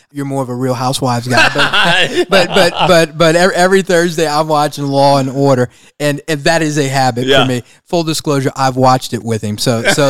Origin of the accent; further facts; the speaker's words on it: Louisiana, United States; We're from Louisiana.